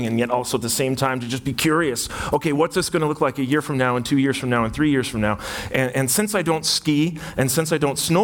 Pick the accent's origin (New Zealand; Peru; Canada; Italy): Canada; Burlington, Ontario; I'm from Burlington, Ontario, and so I'm a Burlingtonian